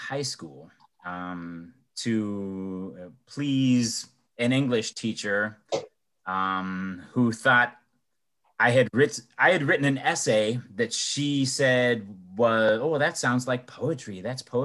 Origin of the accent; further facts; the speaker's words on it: Elyria, Ohio, United States; my hometown of Elyria or in Cleveland